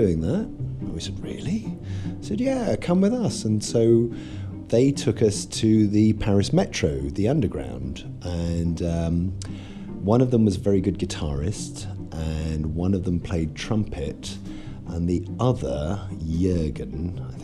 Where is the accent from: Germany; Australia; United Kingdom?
United Kingdom; England; moved away as an adult; also born or lived in Marietta, Georgia, United States / Florida, United States; now in United States; we stayed in Georgia until I was 5 years old, and then my parents moved back to England. Obviously, they are English. And then I grew up in England